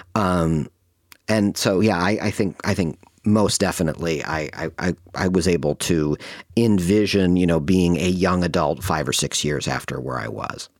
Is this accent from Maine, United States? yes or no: no; Ann Arbor, Michigan, United States; we had an amazing movie theater in my hometown, which was Ann Arbor, Michigan